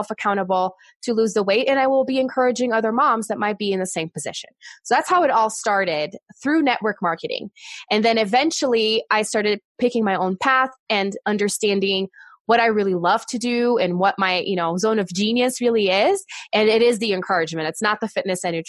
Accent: Brazil; English is a second language; moved away; I am originally from Brazil

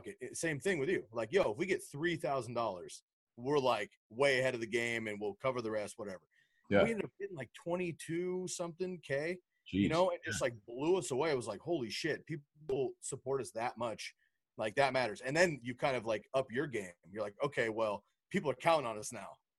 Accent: West Coast, United States; I grew up on the West Coast, just as my home

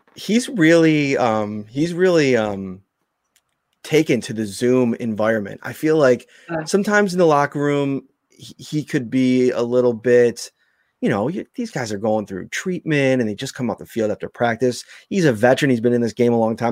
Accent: Buffalo, New York, United States; growing up in Buffalo

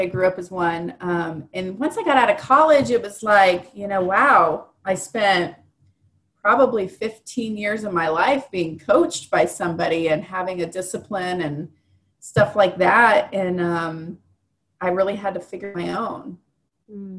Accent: Indianapolis, Indiana, United States; I'm born and raised in Indy

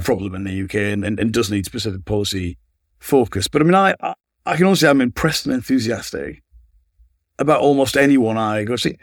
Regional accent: Sunderland, North East England, United Kingdom; moved away as an adult; also born or lived in Manchester; I grew up in Sunderland

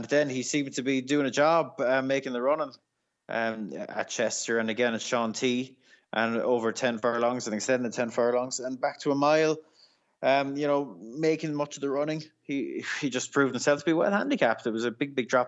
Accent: Ireland; As an Irish person

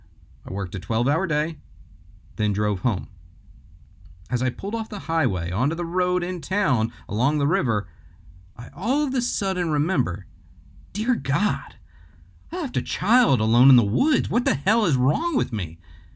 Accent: Detroit, Michigan, United States; Growing up in Detroit, I lived right next door to this beautiful church.

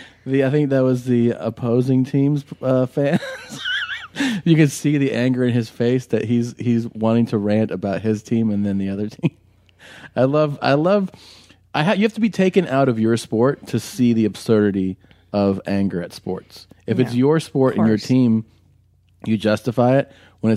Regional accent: Southampton, South East England, United Kingdom; I'm from Southampton.

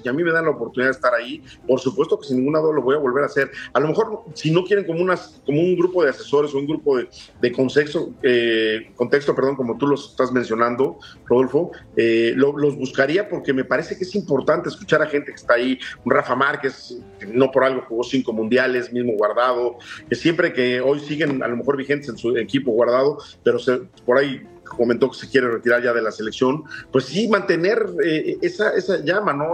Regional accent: Mexico

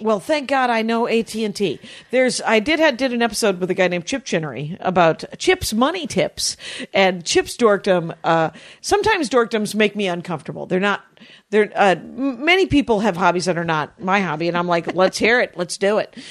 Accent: Wisconsin, United States; now in California, United States; I'm from Wisconsin.

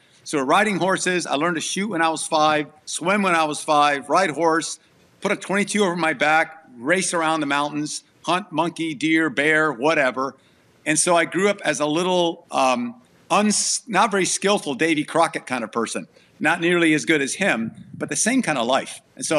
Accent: Thailand; also born or lived in Fort Worth, United States; I was born in Fort Worth, but when I was 9 months old, we went to Thailand. So I grew up as a missionary kid in Thailand, and mom and dad are still there.

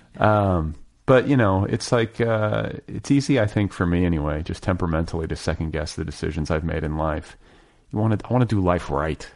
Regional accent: Indianapolis, Indiana, United States; I grew up in Indianapolis

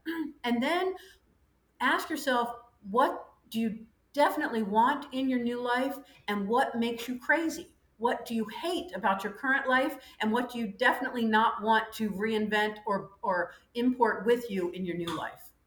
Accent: United States; moved away as an adult; also born or lived in Ireland / France; now in Panama; 26 years of personal experience as an American living abroad, first in Ireland, then France, now Panama

